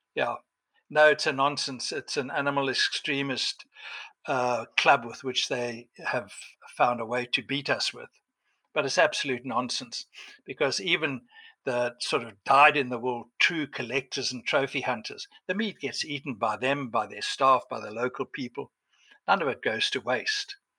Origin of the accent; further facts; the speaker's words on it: Cape Town, Western Cape, South Africa; I was born in Cape Town